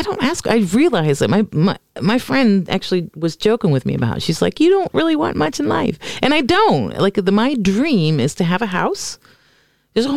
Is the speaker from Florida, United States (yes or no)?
yes; Florida, United States; moved away as an adult; now in Norway; growing up in Florida